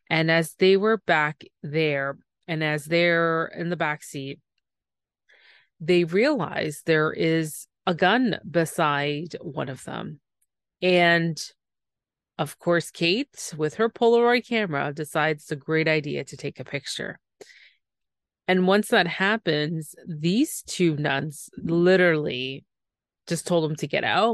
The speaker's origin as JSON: {"language": "English", "country": "Canada", "said": "I'm the Canadian"}